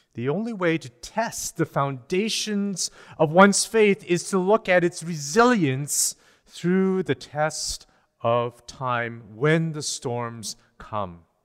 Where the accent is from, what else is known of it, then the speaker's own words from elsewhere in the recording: British Columbia, Canada; As Canadians, as British Columbians